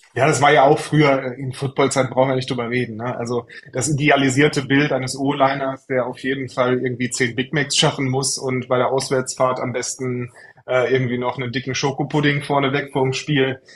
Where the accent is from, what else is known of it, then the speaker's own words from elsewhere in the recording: Troisdorf, North Rhine-Westphalia, Germany; also born or lived in Franconia; also ich bin aus Trostorf, genau. Ja. Äh, gebürtiger Franke tatsächlich, man hört es nicht. Äh, ich habe meine Grundschulzeit äh, dann äh, in Trostorf und Umgebung verbracht und äh, bin dann auch immer im Rheinland geblieben